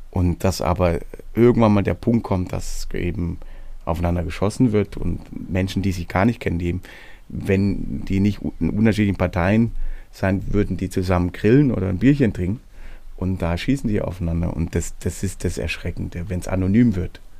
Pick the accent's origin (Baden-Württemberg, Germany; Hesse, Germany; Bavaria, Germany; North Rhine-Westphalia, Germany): Baden-Württemberg, Germany; Und diese Region, wo ich herkomme, nennt sich hohelohe kreis